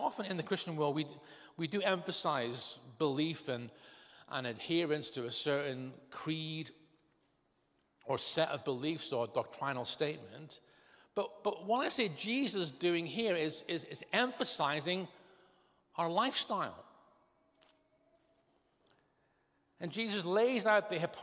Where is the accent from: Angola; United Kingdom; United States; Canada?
United Kingdom; Northern Ireland; I was brought up in Northern Ireland.